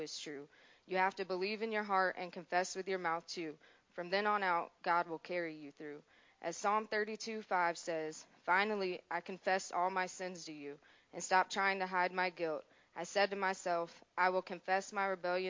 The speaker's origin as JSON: {"language": "English", "town": "Adams Run", "region": "South Carolina", "country": "United States", "said": "I'm 24 years old. I'm from Adams Run, South Carolina."}